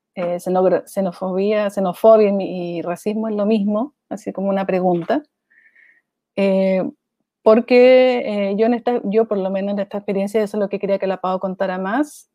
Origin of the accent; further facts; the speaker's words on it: Chile; moved away as an adult; also born or lived in Brazil; De Chile